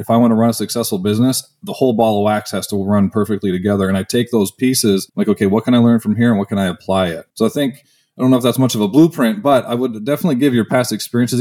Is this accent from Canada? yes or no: yes; Canada; moved away as an adult; I'm Canadian, so I played hockey